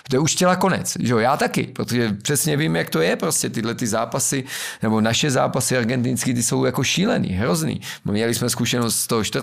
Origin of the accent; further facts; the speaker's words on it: Bohemia, Czechia; Že je to vyřešený tím, že jsem vlastně já z Čech přijel.